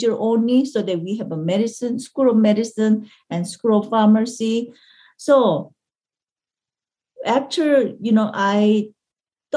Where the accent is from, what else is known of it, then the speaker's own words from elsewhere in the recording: South Korea; English is a second language; moved away as an adult; now in United States; I came from Korea, you know, because I want to study